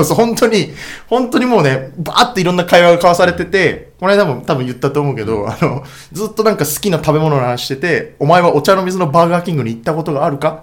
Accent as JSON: {"language": "Japanese", "area": "Arakawa", "region": "Tokyo", "country": "Japan", "tie": "born or raised there"}